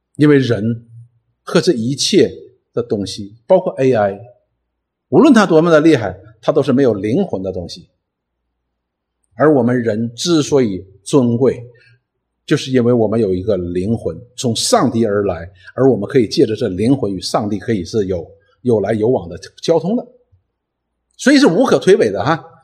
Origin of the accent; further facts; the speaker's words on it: Northeast China, China; accent: Northeastern (Dongbei) dialect; 用我们东北话讲